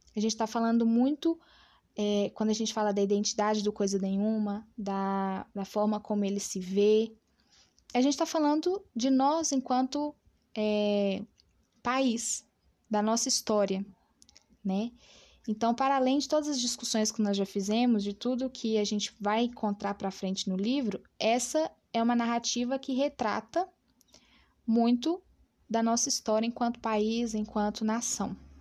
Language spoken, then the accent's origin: Portuguese; Brazil; nós enquanto brasileiros